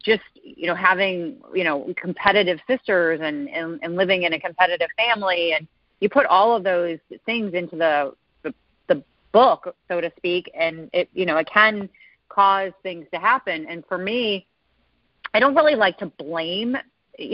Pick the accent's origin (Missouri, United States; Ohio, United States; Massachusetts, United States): Missouri, United States; St. Louis; moved away as an adult; also born or lived in Chicago, Illinois / Dallas, Texas; I'm from St. Louis, Missouri. Actually born in Chicago, but moved to St. Louis when I was six, and I lived there until I went to college